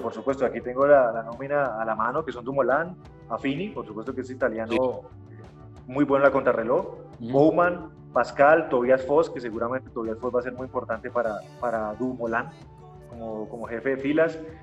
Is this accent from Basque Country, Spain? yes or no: yes; Bilbao, Basque Country, Spain; yo soy de Bilbao